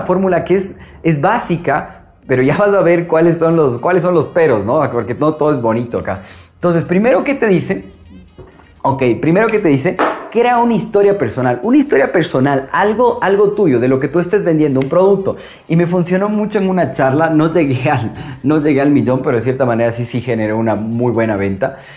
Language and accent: Spanish; Ambato, Tungurahua, Ecuador; also born or lived in Quito; yo vengo de una hermosísima ciudad llamada Ambato, yo soy de Ecuador, de Quito